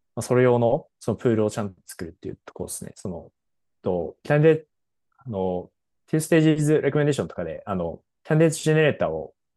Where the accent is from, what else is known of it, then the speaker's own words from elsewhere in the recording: Japan; 僕らも日本語で喋ってた